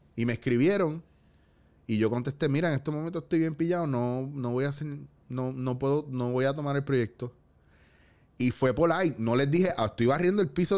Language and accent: Spanish; Cabo Rojo, Puerto Rico; yo me crié en Cabo Rojo